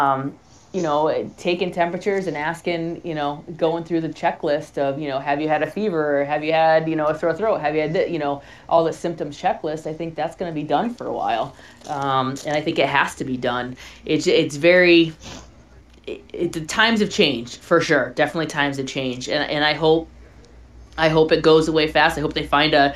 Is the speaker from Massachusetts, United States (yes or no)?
yes; Boston, Massachusetts, United States; I'm from Boston, so talk too fast and too much